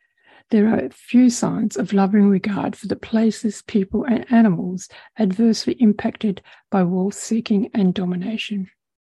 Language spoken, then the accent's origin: English; Western Australia, Australia; whether it be in my home state of Western Australia, throughout Australia or around the globe.